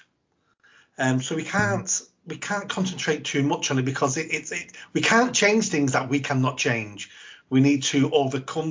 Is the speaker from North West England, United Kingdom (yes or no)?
yes; Manchester, North West England, United Kingdom; Grew up on a South Manchester council estate with a single mum